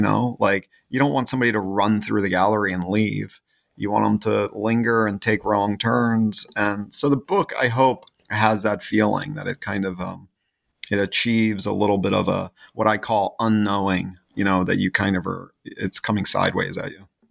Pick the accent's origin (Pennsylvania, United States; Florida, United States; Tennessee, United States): Pennsylvania, United States; Philadelphia; growing up in the Philadelphia area is that there's this deep reckoning with traditions of all sorts